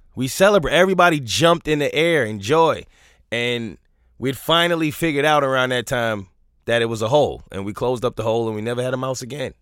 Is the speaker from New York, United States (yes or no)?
yes; New York, United States; I'm from New York